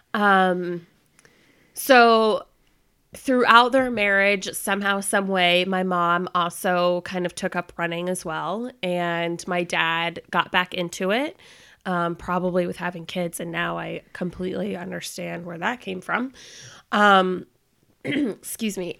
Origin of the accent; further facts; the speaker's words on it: Florida, United States; moved away as an adult; also born or lived in North Carolina; I was born and raised in Florida, and I decided to escape the Florida heat and come up to North Carolina for college.